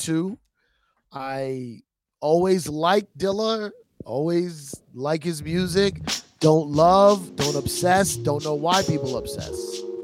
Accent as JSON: {"language": "English", "town": "New York City", "region": "New York", "country": "United States", "said": "I'm from the Bronx"}